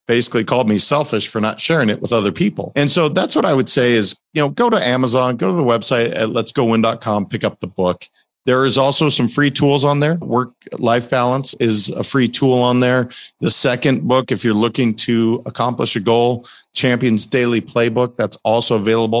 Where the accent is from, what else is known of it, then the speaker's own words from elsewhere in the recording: Montana, United States; I grew up in Montana